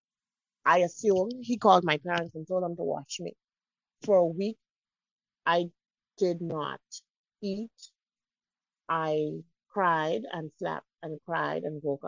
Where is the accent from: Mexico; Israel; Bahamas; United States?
Bahamas; I'm from the Bahamas.